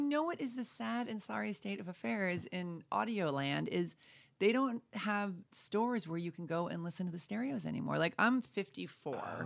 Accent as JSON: {"language": "English", "region": "New York", "country": "United States", "moved": "yes", "lives_now": "Santa Fe, United States", "said": "I'm from New York"}